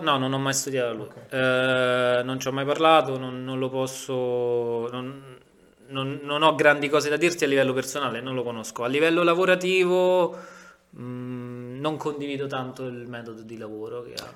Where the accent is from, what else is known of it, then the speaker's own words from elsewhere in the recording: Rome, Lazio, Italy; tranne me che sono romano